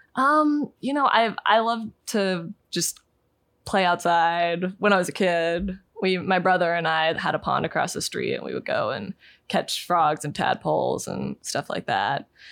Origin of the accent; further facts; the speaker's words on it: Pennsylvania, United States; I grew up in Pennsylvania and we, we lived in the, you know, Appalachians